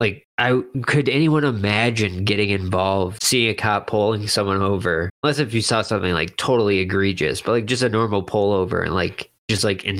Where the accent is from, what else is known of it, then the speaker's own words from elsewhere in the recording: Seminole, Florida, United States; I grew up in Seminole.